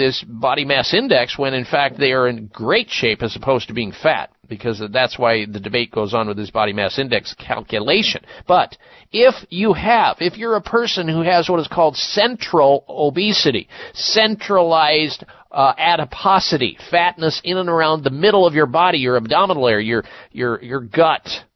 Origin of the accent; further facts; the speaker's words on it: Midwest, United States; I grew up in the Midwest